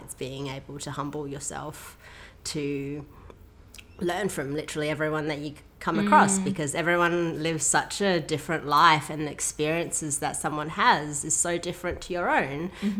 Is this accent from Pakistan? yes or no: no; Myanmar; Yeah, so I was raised in Burma, which is called Myanmar now, for those who are unaware of it. It's next to Thailand, and it's one of the birthplaces of Buddha.